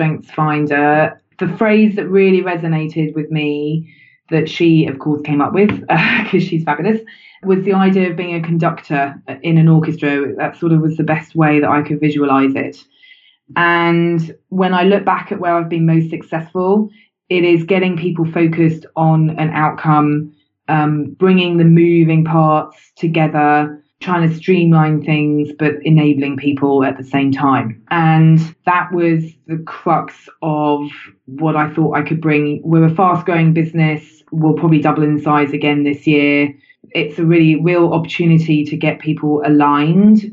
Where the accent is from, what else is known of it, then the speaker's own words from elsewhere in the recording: United Kingdom; I'm British.